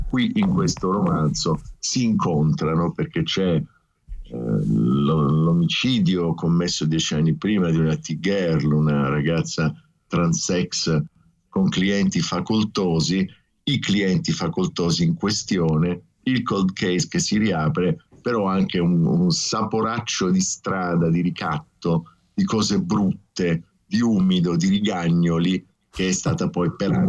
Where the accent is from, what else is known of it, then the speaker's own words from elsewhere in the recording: Taranto, Apulia, Italy; moved away as an adult; also born or lived in Rome; io vengo da Taranto, arrivo a Roma